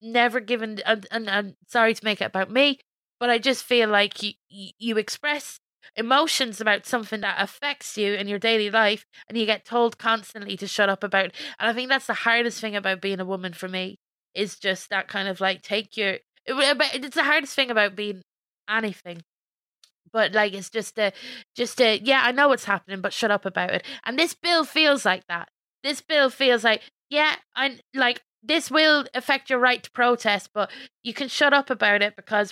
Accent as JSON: {"language": "English", "country": "Ireland", "accent": "Irish", "said": "as an Irish woman"}